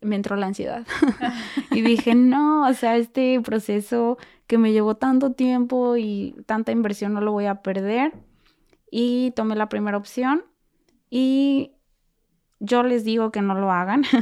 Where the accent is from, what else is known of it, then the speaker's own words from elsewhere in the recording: Mexico; moved away as an adult; also born or lived in United States; now in Germany; yo también soy mexicana